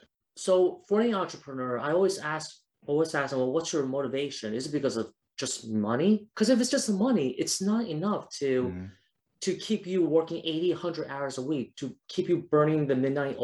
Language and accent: English; Taiwan; I went to like my home country of Taiwan, went to South Africa.